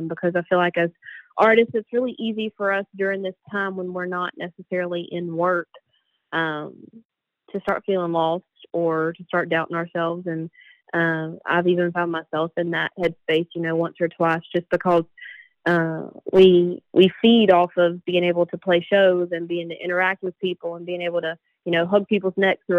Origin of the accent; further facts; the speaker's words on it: North Carolina, United States; So I decided to come back home. And I'm originally from North Carolina.